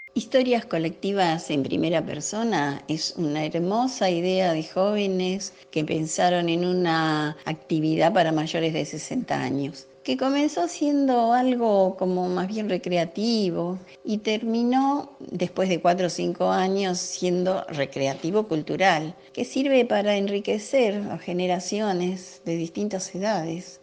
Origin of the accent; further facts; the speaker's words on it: Buenos Aires, Argentina; yo nací en Soldati hace 75 años y sigo viviendo en el mismo lugar